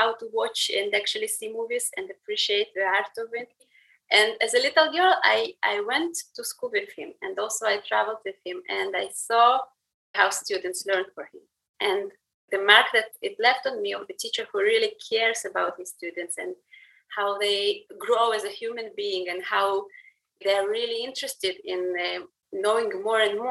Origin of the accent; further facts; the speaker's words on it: Russia; moved away; I grew up in Soviet Russia